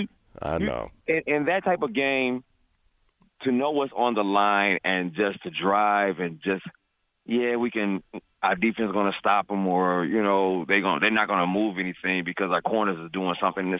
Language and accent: English; Detroit, Michigan, United States; I'm from Detroit.